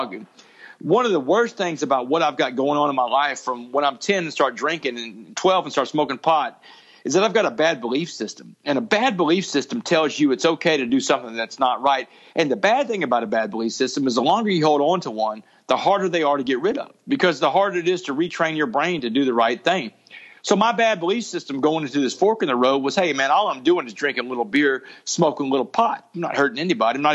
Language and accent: English; Port Arthur, Texas, United States; I grew up in Port Arthur, man, having this nice, knit little happy home